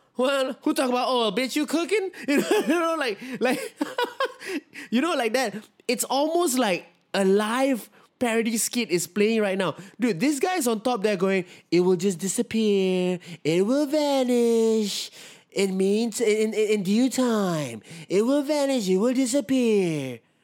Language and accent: English; Singapore; as a Singaporean